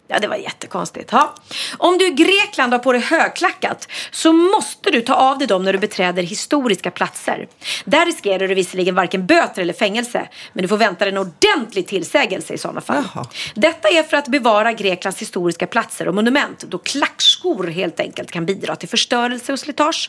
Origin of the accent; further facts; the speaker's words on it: Sweden; vi är ganska många svenskar